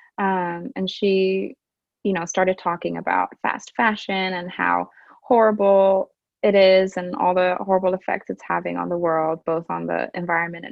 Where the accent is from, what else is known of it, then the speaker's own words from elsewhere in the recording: Japan; moved away as an adult; also born or lived in Europe; now in Canada; I'm Japanese English and, you know, born and raised in Japan